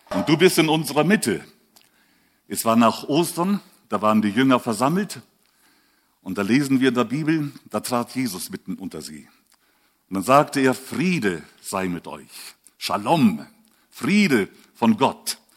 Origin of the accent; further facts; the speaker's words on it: Switzerland; Ich bin auch Schweizer, aber spreche schon seit langer Zeit so ähm, vielleicht von Kindheit an so.